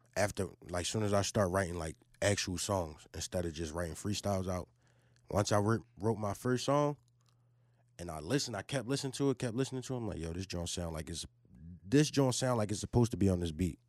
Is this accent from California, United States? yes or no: no; Philadelphia, Pennsylvania, United States; I'm from Huntington Park, man. North Philly